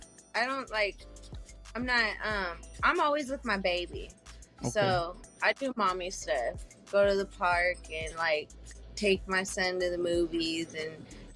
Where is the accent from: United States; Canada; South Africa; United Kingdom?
United States; Fullerton, California; now in Houston, United States; I'm from Cali.